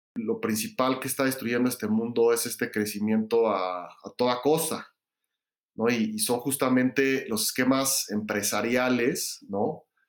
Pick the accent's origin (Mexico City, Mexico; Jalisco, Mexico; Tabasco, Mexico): Mexico City, Mexico; yo crecí en la Ciudad de México